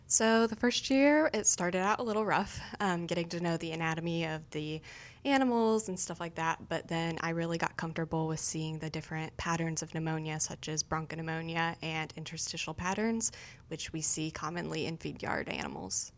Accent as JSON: {"language": "English", "town": "Superior", "region": "Nebraska", "country": "United States", "also_born_or_lived": "Manhattan, Kansas", "moved": "as an adult", "lives_now": "Kansas, United States", "said": "I'm originally from Superior, Nebraska"}